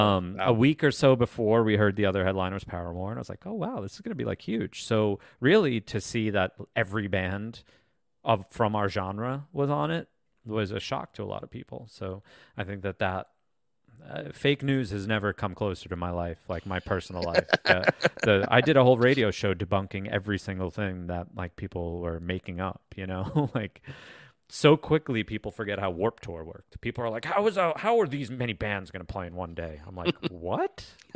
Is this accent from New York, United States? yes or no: yes; New York City, New York, United States; Because we're from New York, and it's crazy that like our New York show was less good than like our Chicago or Vegas show